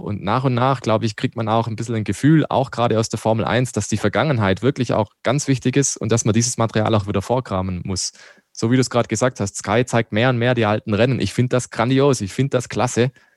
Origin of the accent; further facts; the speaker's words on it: Black Forest, Baden-Württemberg, Germany; now in Landshut, Germany; Ich komme ja aus dem Schwarzwald